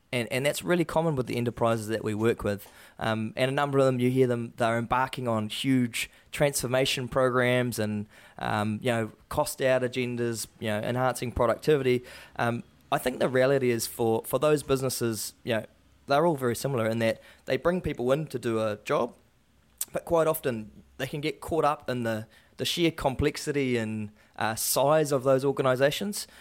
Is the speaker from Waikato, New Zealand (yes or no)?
yes; Waikato, New Zealand; growing up in the Waikato